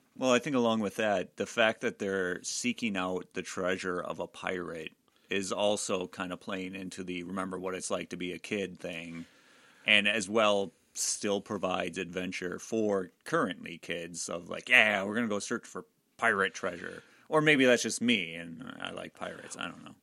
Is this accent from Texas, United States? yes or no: no; Door County, Wisconsin, United States; I grew up in Door County.